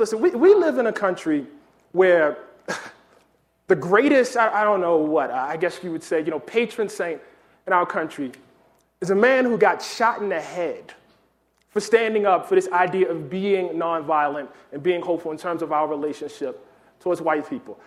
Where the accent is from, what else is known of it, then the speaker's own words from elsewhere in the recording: Baltimore, Maryland, United States; growing up in Baltimore